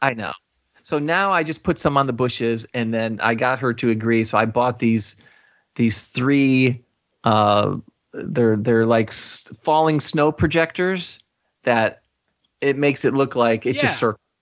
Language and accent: English; Chicago, Illinois, United States; I was born and raised in the Chicago area